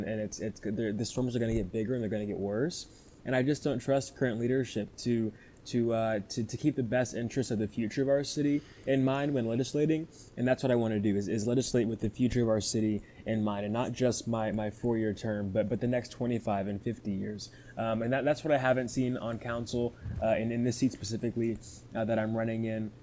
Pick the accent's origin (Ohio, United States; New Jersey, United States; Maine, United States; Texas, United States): Texas, United States; Houston; from Houston, Texas, 18 years old